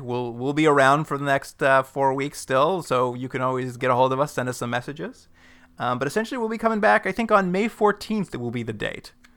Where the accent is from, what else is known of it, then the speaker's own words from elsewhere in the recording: Alberta, Canada; accent: Alberta; My Alberta accent